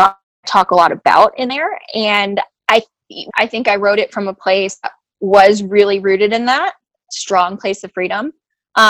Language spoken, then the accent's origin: English; New York, United States; Apparently I'm not, but I'm from New York, so.